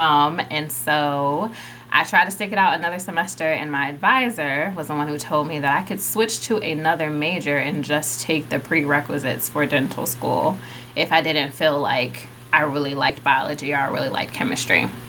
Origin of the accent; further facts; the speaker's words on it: Richmond, Virginia, United States; moved away as an adult; also born or lived in North Carolina; I'm originally from Richmond, Virginia. I relocated to North Carolina for undergrad